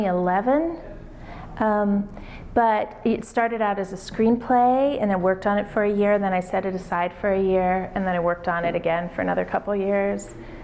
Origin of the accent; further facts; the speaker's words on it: Los Angeles, California, United States; moved away as an adult; now in Denver, United States; I'm from Los Angeles.